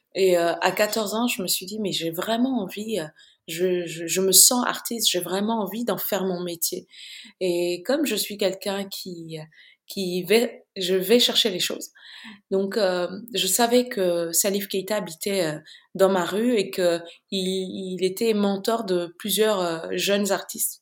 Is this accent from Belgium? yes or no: no; Bamako, Mali; moved away as an adult; also born or lived in Accra, Ghana / France / Mauritius / United States; Je suis née et j'ai grandi à Bamako et entre Bamako et Accra au Ghana.